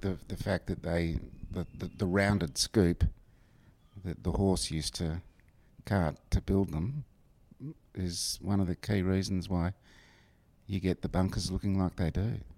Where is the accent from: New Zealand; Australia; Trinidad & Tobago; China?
Australia; Warrnambool, Victoria; I grew up in uh, what's called Western Victoria.